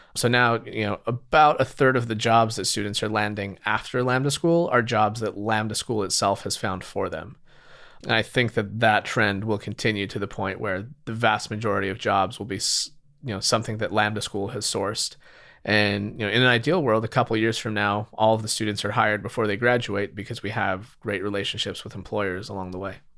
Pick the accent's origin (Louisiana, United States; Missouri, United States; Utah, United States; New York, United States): Utah, United States; moved away as an adult; now in San Francisco, United States; I grew up in Utah.